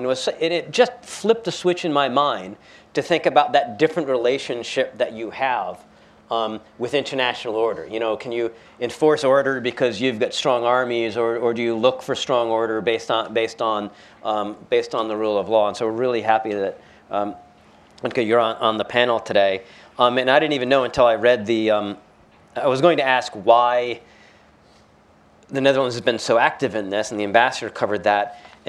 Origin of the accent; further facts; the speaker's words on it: United States; so as an American